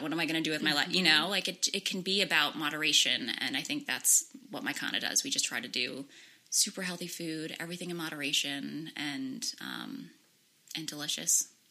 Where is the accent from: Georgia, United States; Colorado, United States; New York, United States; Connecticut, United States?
Connecticut, United States; Darien; also born or lived in Fiji; I actually was born and sort of raised in Darien, so just down the road, but I actually spent a lot of my life in Fiji um, because my mom is from Fiji